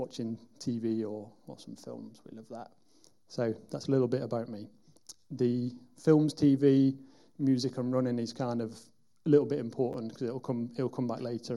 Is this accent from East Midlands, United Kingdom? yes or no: no; Wigan, North West England, United Kingdom; moved away as an adult; now in Derby, United Kingdom; I'm from a town called Wigan, which is in the northwest of England. And I moved down here nearly 15 years ago